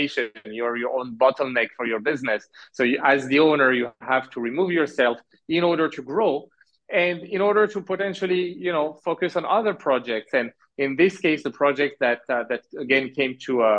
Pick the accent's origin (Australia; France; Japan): France; moved away as an adult; also born or lived in Alberta, Canada / Halifax, Canada; now in Canada; So I was born in Canada. I grew up in France. I did all my studies in France.